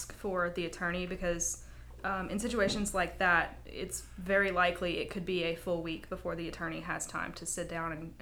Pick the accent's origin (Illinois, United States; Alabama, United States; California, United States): Alabama, United States; North; moved away as an adult; now in Mobile, United States; I'm originally from North Alabama. I've lived here in Mobile about a year now.